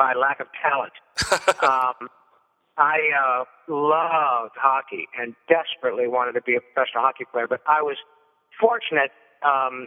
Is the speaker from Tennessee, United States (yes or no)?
no; Michigan, United States; now in Los Angeles, United States; I grew up in Michigan, played a lot of hockey